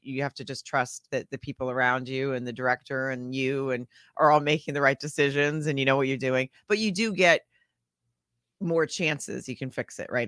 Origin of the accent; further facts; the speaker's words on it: Arkansas, United States; moved away as an adult; also born or lived in Germany / Florida / Texas / Washington, D.C.; now in Los Angeles, United States; I was in Arkansas from then on until twenty-one, and then moved out to Los Angeles